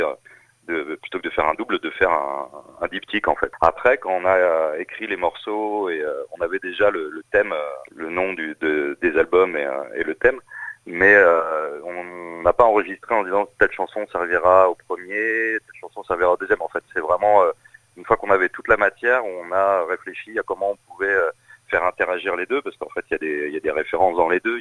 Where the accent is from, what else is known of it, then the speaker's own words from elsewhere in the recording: Saint-Brieuc, Brittany, France; also born or lived in Rennes; je, ne suis pas né en Bretagne, mais j'ai grandi en Bretagne, à Saint-Brieuc